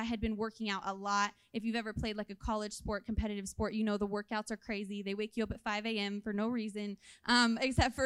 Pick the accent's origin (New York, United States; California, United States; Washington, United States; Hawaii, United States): California, United States; moved away; I'm originally from California, so all my family lives there